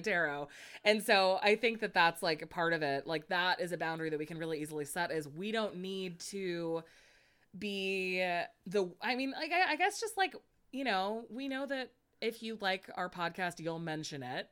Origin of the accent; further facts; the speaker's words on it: Monterey Bay, California, United States; I'm from the Monterey Bay, and kelp is one of our most proud things that we have there.